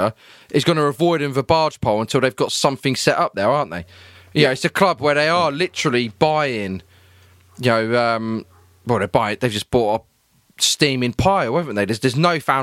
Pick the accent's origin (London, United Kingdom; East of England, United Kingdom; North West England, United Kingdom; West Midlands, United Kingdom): East of England, United Kingdom; Peterborough; I'm from Peterborough